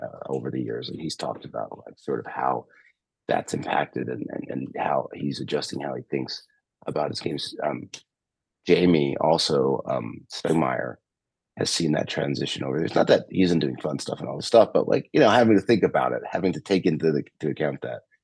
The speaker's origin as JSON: {"language": "English", "region": "New York", "country": "United States", "tie": "born or raised there", "also_born_or_lived": "Michigan", "moved": "as an adult", "lives_now": "California, United States", "said": "I grew up in New York, and I went to school in Michigan, and so like I'm used to the cold. I'm in California now"}